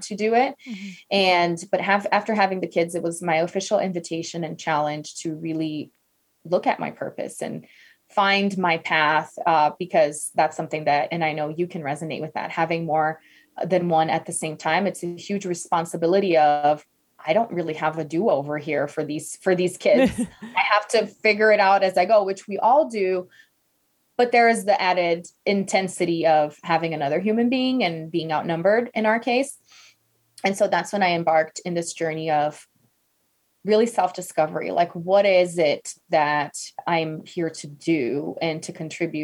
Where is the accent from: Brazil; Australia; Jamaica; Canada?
Brazil; English is a second language; moved away; I'm from Brazil originally.